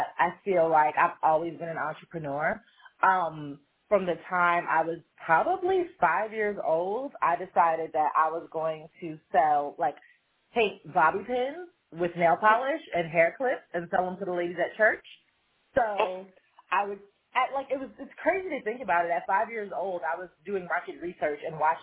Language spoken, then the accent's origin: English; New York, United States; I grew up in New York, and I designed jewelry mass market.